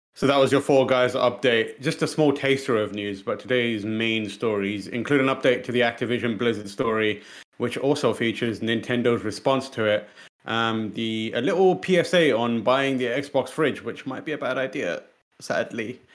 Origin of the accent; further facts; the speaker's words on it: United Kingdom; as, as British people